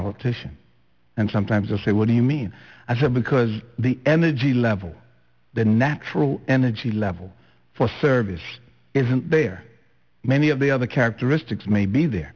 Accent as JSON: {"language": "English", "town": "Flatts", "country": "Bermuda", "said": "In Warwick, I was from Flats"}